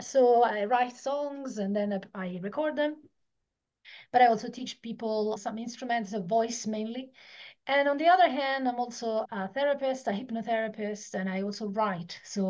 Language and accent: English; Italy; moved away as an adult; Yeah, so I'm Italian. So until I was 18, I lived in Italy.